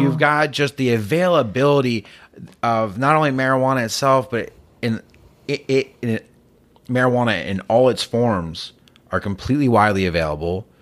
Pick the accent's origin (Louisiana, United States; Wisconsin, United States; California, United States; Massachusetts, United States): Massachusetts, United States; moved away; I grew up in Massachusetts